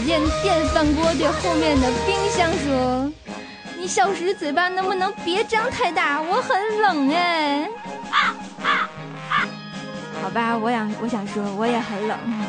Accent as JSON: {"language": "Chinese", "region": "Tianjin", "country": "China", "said": "有我们天津人作证呢，"}